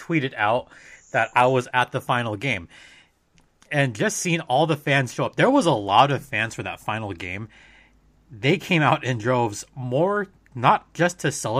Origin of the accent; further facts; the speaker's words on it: Southern California, United States; growing up in SoCal in the 90s